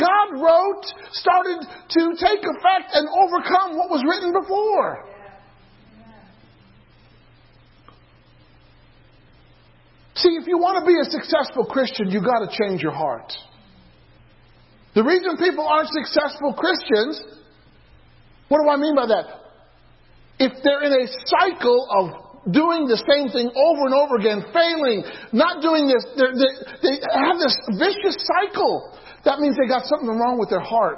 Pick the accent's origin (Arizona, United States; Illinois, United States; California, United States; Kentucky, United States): Illinois, United States; I used to play euchre growing up in Illinois